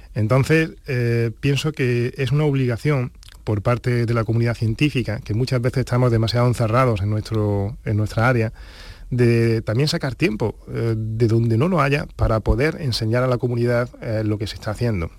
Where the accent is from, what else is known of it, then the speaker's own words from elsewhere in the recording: Granada, Andalusia, Spain; also born or lived in Huelva / Valdepeñas de Jaén; Yo nací en Huelva, pero a los, dos años eh, pues eh, nos trasladamos a Granada